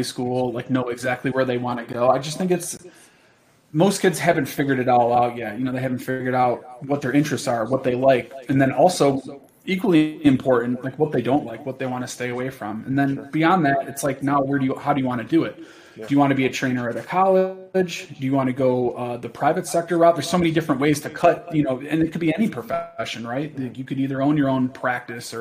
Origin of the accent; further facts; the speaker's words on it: New York, United States; growing up in New York